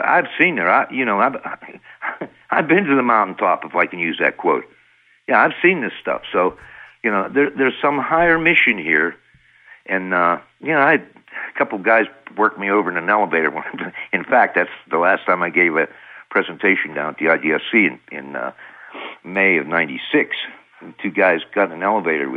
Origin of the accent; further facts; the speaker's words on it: United States; I'm American scientists